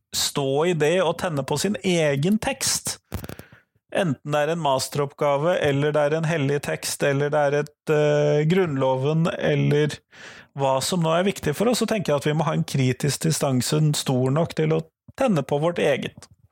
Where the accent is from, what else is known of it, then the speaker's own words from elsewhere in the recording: Norway; jeg som nordmann